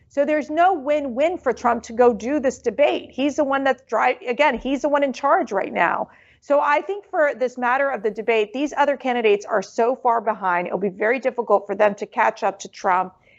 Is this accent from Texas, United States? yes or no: no; Miami, Florida, United States; I grew up in Miami, Florida